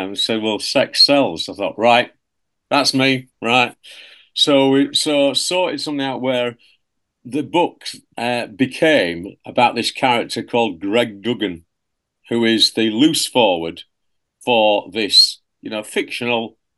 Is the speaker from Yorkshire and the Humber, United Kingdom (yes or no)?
yes; Hull, Yorkshire and the Humber, United Kingdom; I come from Hull originally, or you should say, two-letter word, Hull, because it's the shortest spelt city, really, in the world, right? Okay, because of the way we all say it, but it's Hull. And that's where I was born and grew up. And I'm an East Hull lad